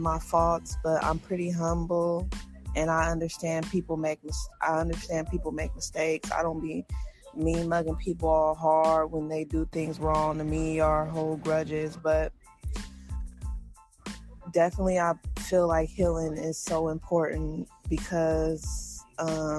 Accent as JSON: {"language": "English", "country": "United States", "said": "being African American in America"}